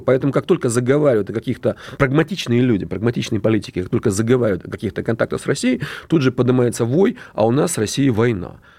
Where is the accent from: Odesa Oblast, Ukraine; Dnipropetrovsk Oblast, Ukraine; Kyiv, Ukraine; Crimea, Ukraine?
Dnipropetrovsk Oblast, Ukraine; Dnipro; я сам родом из Днепропетровска